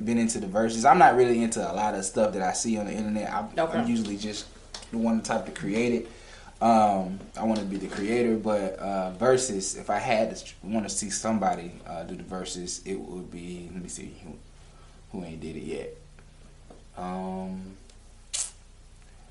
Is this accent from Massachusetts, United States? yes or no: no; Atlanta, Georgia, United States; I'm from Atlanta